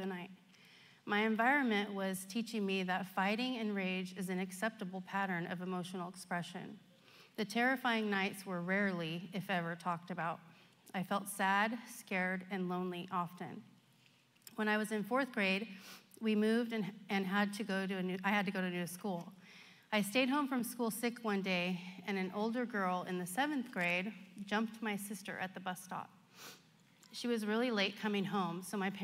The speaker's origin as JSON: {"language": "English", "town": "Stockton", "region": "California", "country": "United States", "tie": "born or raised there", "said": "I was born in Stockton, the youngest of two children to a single mom"}